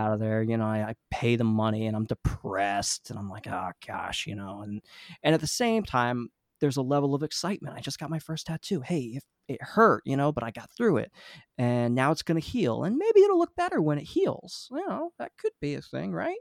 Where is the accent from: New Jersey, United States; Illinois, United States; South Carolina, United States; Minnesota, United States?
New Jersey, United States; I grew up in New Jersey, I've been l, living here mostly my whole life